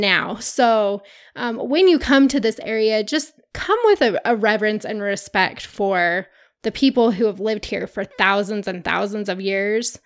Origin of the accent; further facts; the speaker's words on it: Utah, United States; we're from Utah. We're surrounded by mountains